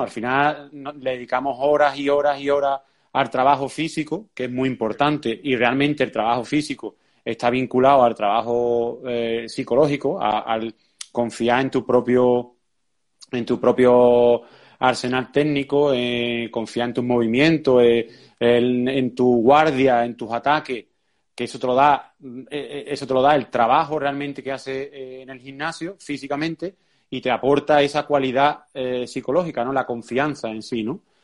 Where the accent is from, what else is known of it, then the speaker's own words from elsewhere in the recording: Seville, Andalusia, Spain; nosotros somos de Sevilla, en Sevilla cuando nosotros empezamos había muy poco jiu-jitsu